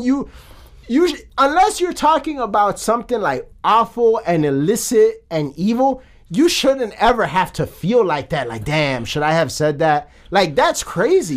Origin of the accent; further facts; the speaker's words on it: United States; As an American